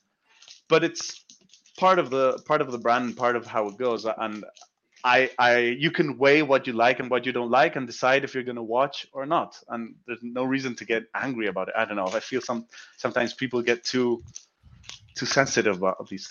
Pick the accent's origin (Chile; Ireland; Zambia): Chile; I'm from South America.